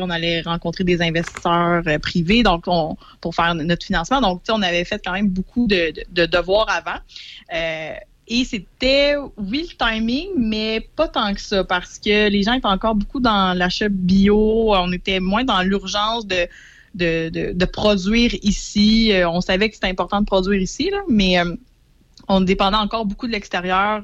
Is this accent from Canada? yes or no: yes; Saint-Jean-sur-Richelieu, Quebec, Canada; moved away as an adult; now in Portneuf, Canada; je suis native de Saint-Jean-sur-Richelieu.